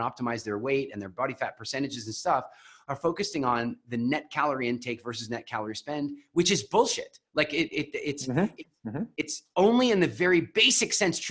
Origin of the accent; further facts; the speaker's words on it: Canada; also born or lived in Vancouver; I'm Canadian